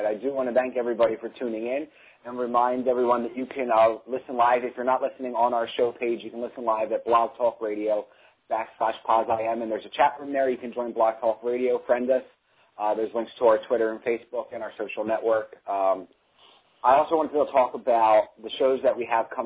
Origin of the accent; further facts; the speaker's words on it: Levittown, United States; I'm from Levittown